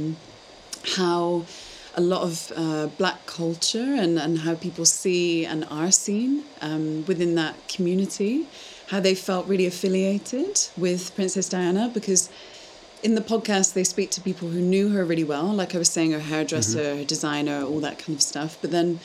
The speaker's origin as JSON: {"language": "English", "country": "United Kingdom", "moved": "yes", "lives_now": "Amsterdam, Netherlands", "said": "as British people"}